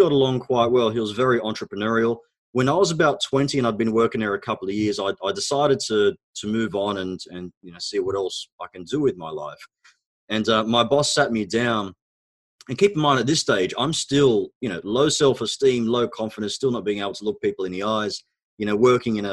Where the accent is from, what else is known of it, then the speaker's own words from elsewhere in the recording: Australia; first language Arabic; English is a second language; also born or lived in Egypt; So I was actually born in Egypt. My background is Egyptian. Both my parents are Egyptian, of course. We immigrated to Australia when I was about 4 years old. And when I arrived in Australia, I actually couldn't speak a word of English. I knew Arabic